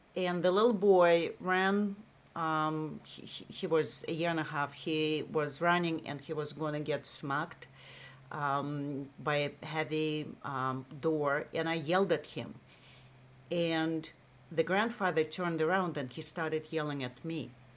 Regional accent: Russia; accent: Russian; English is a second language; moved away as an adult; also born or lived in Massachusetts; now in United States; I have a Russian accent

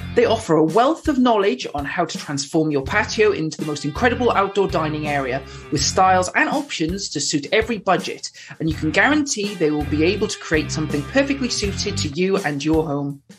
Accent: Wales, United Kingdom

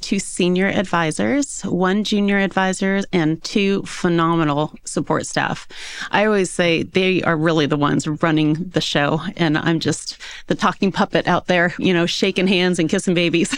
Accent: Yorba Linda, California, United States; also born or lived in Newport Beach / Park City; So I was born and raised in Southern California, in a little city called Yorbalinda

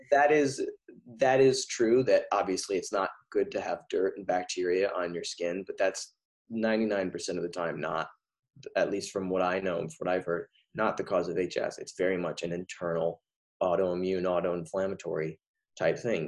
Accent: near Montecito, California, United States; produced a concert for the mudslide victims in Montecito, right my right next to my hometown

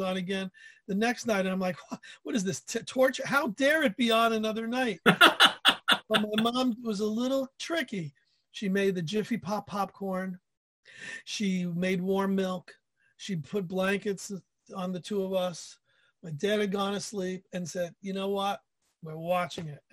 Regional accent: New York, United States; I grew up in New York

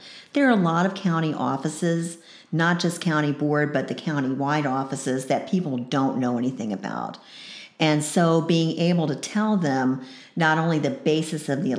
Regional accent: Decatur, Georgia, United States; moved away as an adult; I moved up here from Decatur, Georgia. That's where I grew up. I started school at the University of Georgia and then transferred here in 1976.

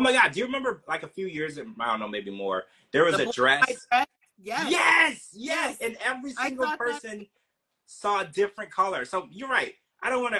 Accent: United States; also born or lived in New Orleans; I was born in America

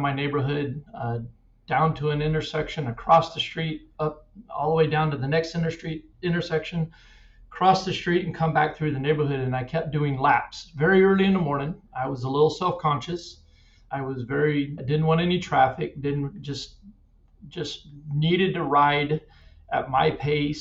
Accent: Wichita, Kansas, United States; I grew up in Wichita, Kansas

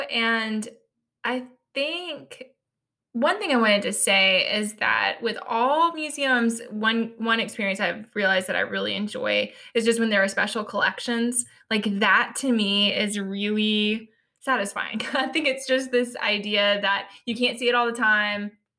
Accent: Georgia, United States; now in Virginia, United States; I'm from Georgia, and I lived in other places, but never this close to DC before.

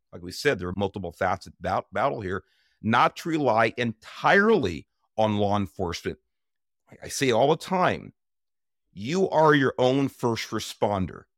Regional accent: Los Angeles, California, United States; I grew up in South East Los Angeles in the nineteen sixties and seventeens

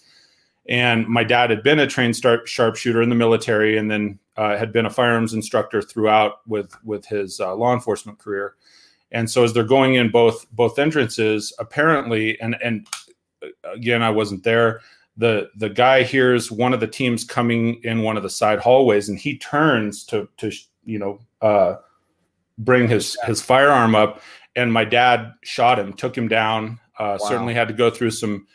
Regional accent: Steamboat Springs, Colorado, United States; raised in Steamboat Springs, mostly started skiing when I was like seven

